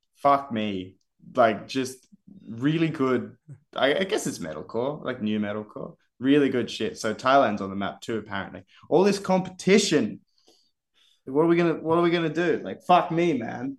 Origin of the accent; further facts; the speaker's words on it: Canberra, Australian Capital Territory, Australia; we're from Canberra